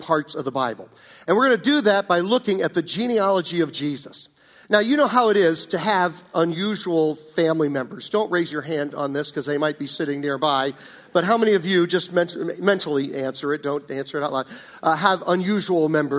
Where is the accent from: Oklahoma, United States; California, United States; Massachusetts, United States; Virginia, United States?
Virginia, United States; when I grew up in Virginia years ago